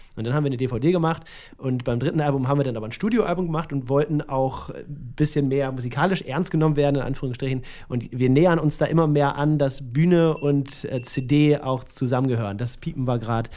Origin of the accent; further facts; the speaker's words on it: Northern Germany, Germany; ich komme ja auch aus dem Norden, und, also aus der Nähe von Hamburg